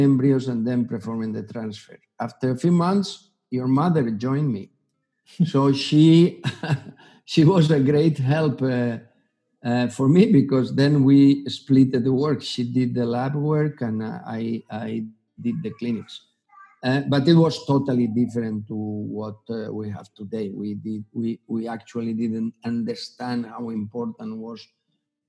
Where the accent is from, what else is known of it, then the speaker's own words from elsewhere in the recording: Gandia, Valencian Community, Spain; also born or lived in Germany / United States; I was born in Gandia, which is a small town 70 kilometers from Valencia. And I did all my studies in Valencia